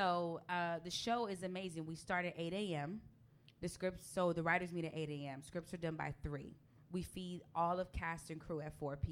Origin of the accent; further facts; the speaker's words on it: Los Angeles, California, United States; moved away; my hometown